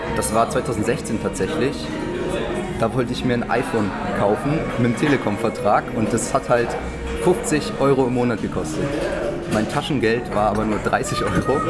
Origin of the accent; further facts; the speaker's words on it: near Düsseldorf, North Rhine-Westphalia, Germany; moved away as an adult; now in Berlin, Germany; ich komme ursprünglich ähm, aus der Nähe von Düsseldorf, bin jetzt zum Studium, also im September nach Berlin gezogen